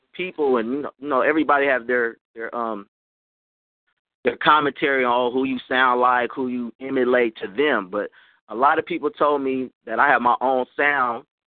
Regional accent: Oakland, California, United States; Even though I'm from California, I'm from Oakland

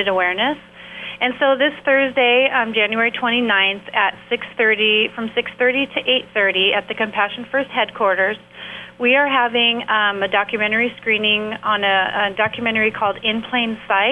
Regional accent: San Diego, California, United States; I grew up in San Diego in an abusive household

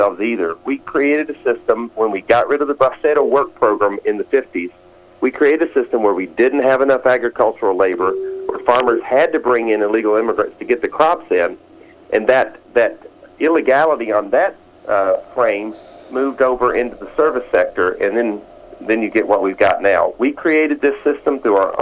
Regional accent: Alabama, United States; I grew up in Alabama during the 1960s.

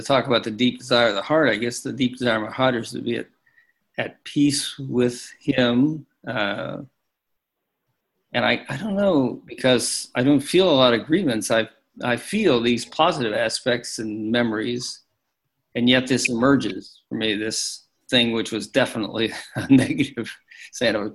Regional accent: Pittsburgh, Pennsylvania, United States; We grew up in Pittsburgh

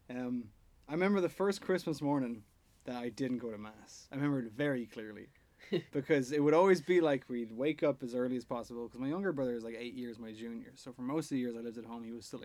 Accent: Ireland; I would miss the community feeling that growing up in Ireland and going to church every Sunday kind of had.

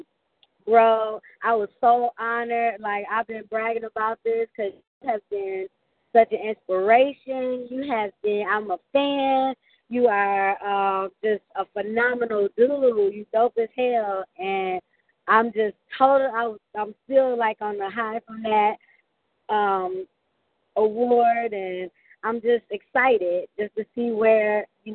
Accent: Flint, Michigan, United States; the city of Flint, my hometown

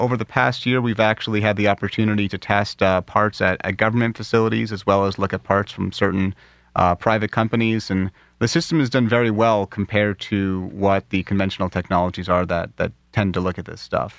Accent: New Jersey, United States; moved away as an adult; now in Pittsburgh, United States; Born and raised in Jersey

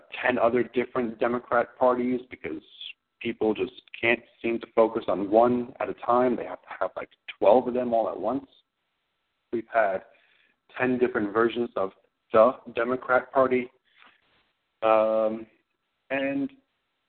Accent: New York City, New York, United States; I grew up in Queens

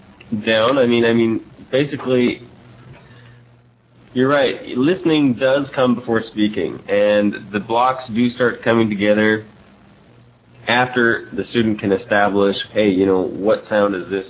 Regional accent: Seattle, Washington, United States; moved away as an adult; now in Taiwan; I'm from the Northwest, from Seattle, actually. I've been over here in Asia for about 4 years teaching English

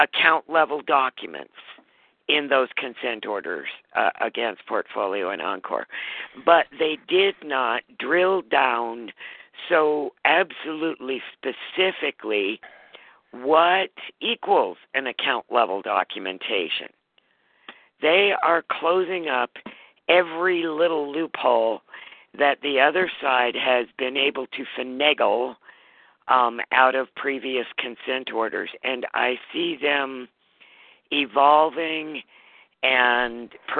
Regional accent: Montana, United States; my home state, Montana

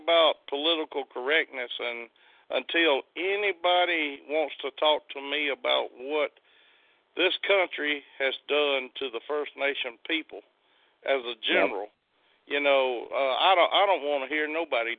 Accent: Mississippi, United States; I'm Choctaw from the Mississippi Choctaw.

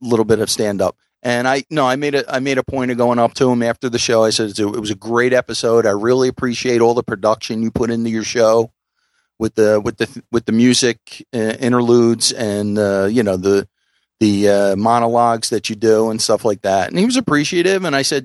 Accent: Philadelphia, Pennsylvania, United States; I'm from Philly.

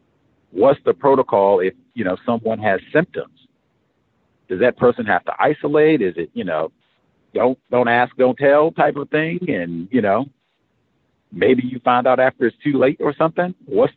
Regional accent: South Carolina, United States; now in Springfield, United States; I am almost 1,000 miles from home. I came from South Carolina to Springfield, Missouri, or an education and a career and truck driving.

